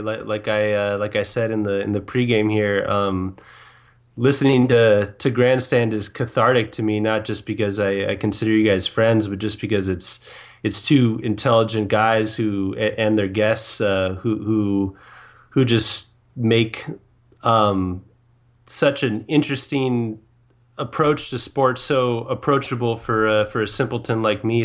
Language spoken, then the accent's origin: English; Southern California, United States; also born or lived in San Diego, California / Torrance, California; growing up in Southern California